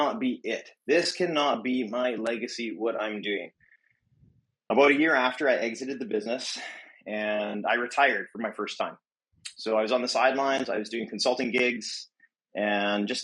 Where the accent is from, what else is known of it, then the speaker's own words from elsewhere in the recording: Edmonton, Alberta, Canada; moved away as an adult; now in Vancouver, Canada; I grew up in Edmonton, Alberta, and I moved to Vancouver in 2010.